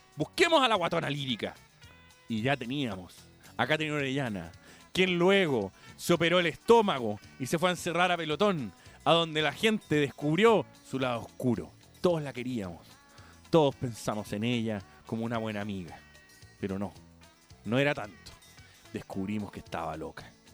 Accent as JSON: {"language": "Spanish", "country": "Chile", "said": "Yo no soy el chileno chaquetero"}